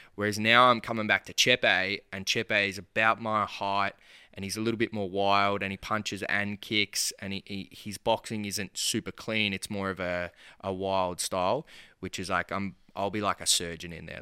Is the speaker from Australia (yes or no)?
yes; Bacchus Marsh, Victoria, Australia; I'm from Bacchus Marsh